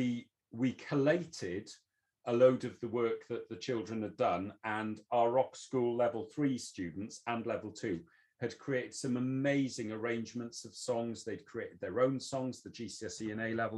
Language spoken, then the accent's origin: English; Wales, United Kingdom; now in England, United Kingdom; I'm Welsh. I was born and brought up in Wales. I've moved into England